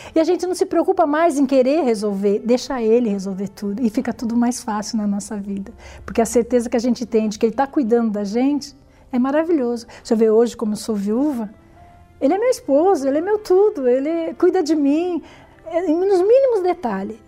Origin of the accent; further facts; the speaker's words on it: São Paulo, Brazil; nasci em São Paulo, né, no bairro da Lapa. É, lá convivi com meus pais durante muitos anos